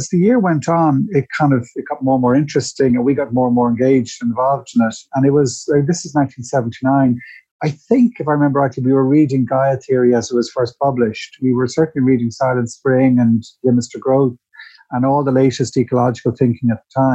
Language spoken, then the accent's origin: English; Dublin, Leinster, Ireland; I grew up in Dundrum